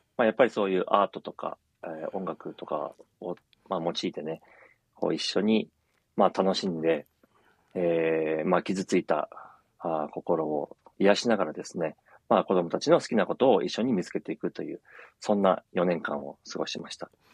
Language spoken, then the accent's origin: Japanese; Tokyo, Japan; moved away as an adult; also born or lived in Saitama; now in Minami-Alps, Japan; 私はずっと東京で生まれて、えー、35年ほど東京にいたんですけども